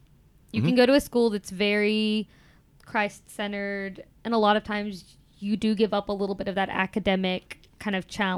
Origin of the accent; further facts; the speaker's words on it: Memphis, Tennessee, United States; now in Clinton, United States; I'm from Memphis